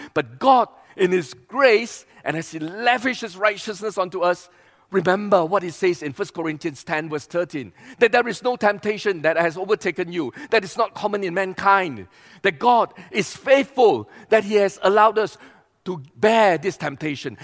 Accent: East Malaysia, Malaysia; we come from East Malaysia

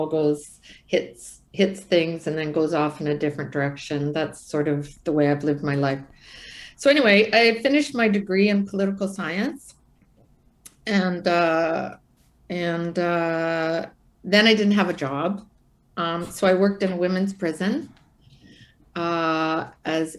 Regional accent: Brampton, Ontario, Canada; I was born actually in Brampton, Ontario, when Brampton was like 30,000 people

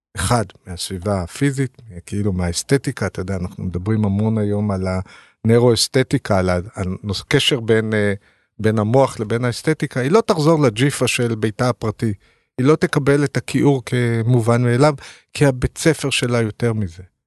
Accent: Ramat HaSharon, Tel Aviv District, Israel; moved away as an adult; now in Tel Aviv, Israel; אני גדלתי ברמת השרון

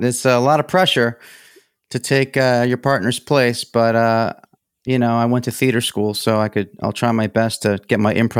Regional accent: Colts Neck, New Jersey, United States; also born or lived in Red Bank / Brooklyn; New Jersey. I was born in Red Bank, New Jersey, and then my parents moved to Brooklyn until fourth grade, and we were getting all these parking tickets, so my mom just decided let's live at grandma's, you know, in New Jersey.

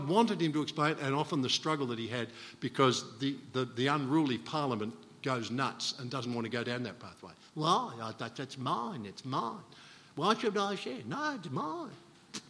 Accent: Australia; being Australian

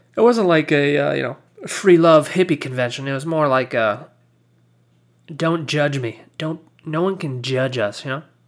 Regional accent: United States; I'm American

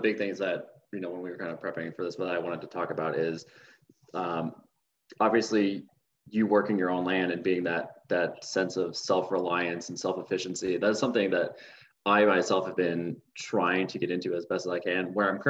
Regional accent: Minnesota, United States; now in New Mexico, United States; especially where I grew up in Minnesota. Most of my family came from farming

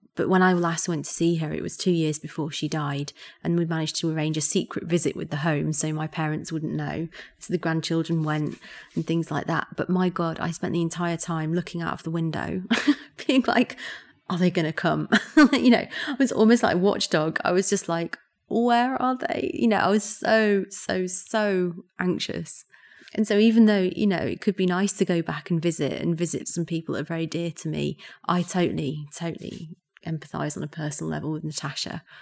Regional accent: Yorkshire and the Humber, United Kingdom; moved away; I'm from Yorkshire, and I rarely go back to Yorkshire

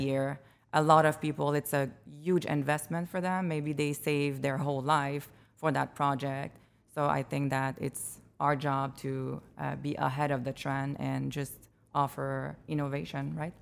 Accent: Montreal, Quebec, Canada; moved away as an adult; now in Chicago, United States; I come from Montreal, Quebec. Uh, I moved here three years ago.

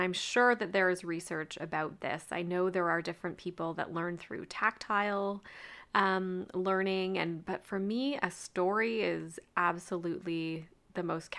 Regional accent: Canada; I told her that I was from Canada

